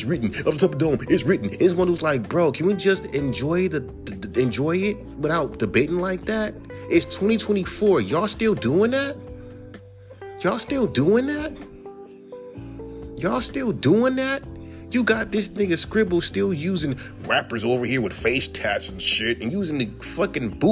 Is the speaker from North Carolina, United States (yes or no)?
no; California, United States; I'm from California